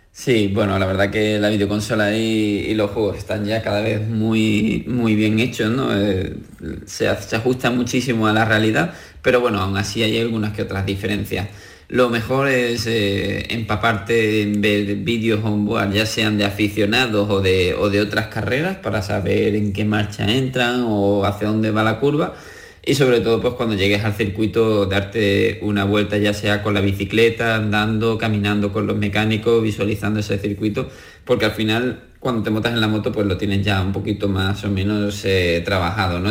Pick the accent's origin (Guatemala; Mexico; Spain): Spain; Andalusia; lo tenemos entre nosotros, entre los andaluces y como español